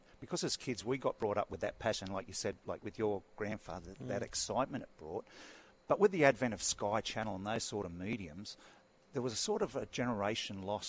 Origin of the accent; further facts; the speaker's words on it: Wollongong, New South Wales, Australia; I'm a proud Wollongong boy, Gong boy, born and bred. Fig Tree, West Wollongong.